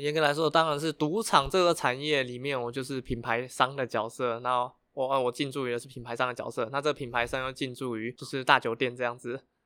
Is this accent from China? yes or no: no; Taiwan; 那我就从小都在台湾长大，我只有每年寒暑假才会回到菲律宾，去那边体验当地的生活